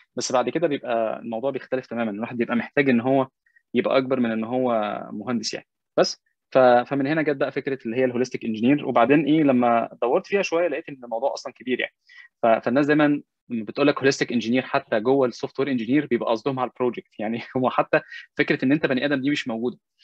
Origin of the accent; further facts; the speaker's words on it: Egypt; moved away; أنا مسلم مصري بتكلم عربي